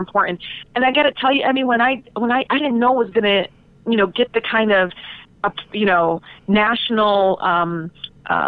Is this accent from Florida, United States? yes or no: no; Detroit, Michigan, United States; growing up in Detroit, where every corner is the reminder of the civil rights movement